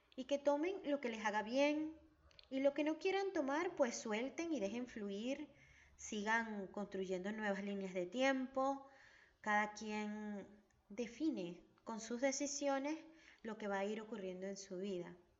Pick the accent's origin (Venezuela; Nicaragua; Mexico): Venezuela; now in Argentina; Mi país de origen es Venezuela y mi hogar está en Argentina.